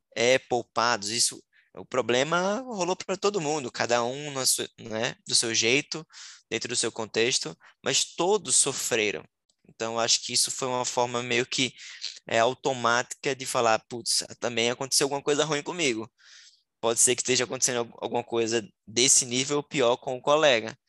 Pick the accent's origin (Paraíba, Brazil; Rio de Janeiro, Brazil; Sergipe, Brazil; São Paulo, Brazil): Sergipe, Brazil; moved away as an adult; now in Florianópolis, Brazil; sou é, sergipano, nasci no menor estado do Brasil. Hoje eu moro em Florianópolis já há seis anos